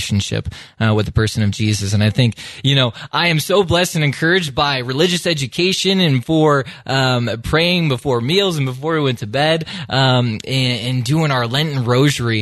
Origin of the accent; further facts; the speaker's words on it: Iowa, United States; moved away; I grew up in the great state of Iowa